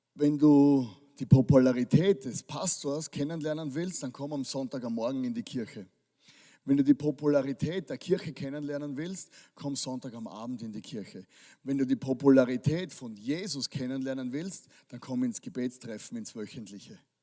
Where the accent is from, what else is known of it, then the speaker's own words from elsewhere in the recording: Styria, Austria; ich komme aus der Steiermark. Das, das ist eine Kultur bei uns